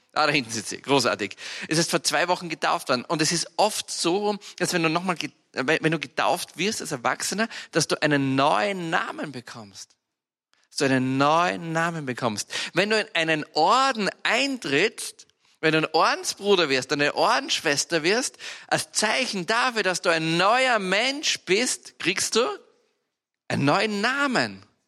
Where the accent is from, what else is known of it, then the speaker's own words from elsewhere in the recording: Austria; bei uns in Österreich